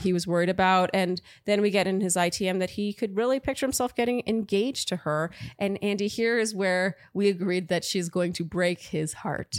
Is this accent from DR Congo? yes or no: no; Canada; now in New York, United States; I'm from Canada.